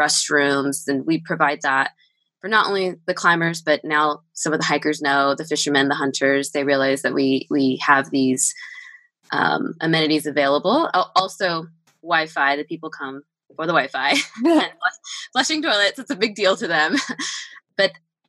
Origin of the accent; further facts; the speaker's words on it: Southern California, United States; moved away; I am from Southern California.